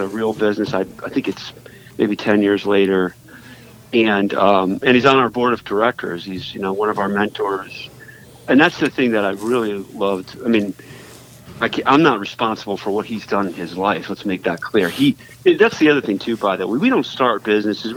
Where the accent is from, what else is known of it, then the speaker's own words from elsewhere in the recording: Northeast, United States; I'm from the Northeast